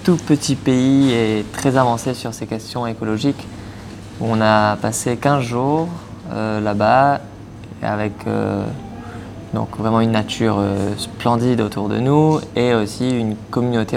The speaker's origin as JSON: {"language": "French", "country": "Mauritius", "also_born_or_lived": "Poitiers / La Rochelle", "moved": "as an adult", "said": "je viens de l'île Maurice"}